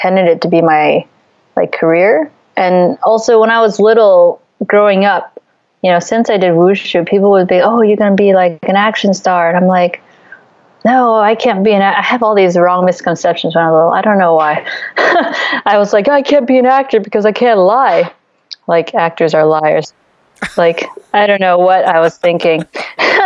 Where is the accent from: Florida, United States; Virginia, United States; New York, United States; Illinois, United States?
Virginia, United States; D.C.; moved away as an adult; also born or lived in Beijing, China / Philippines / Taiwan; now in Philippines / Taiwan; I grew up in near Washington, D.C.